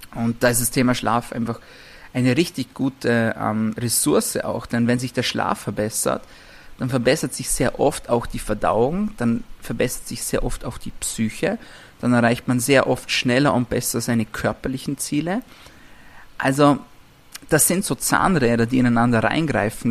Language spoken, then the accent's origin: German; Vorarlberg, Austria; ich komme aus Vorarlberg, ist noch ein bisschen eine, eine, ländliche Gegend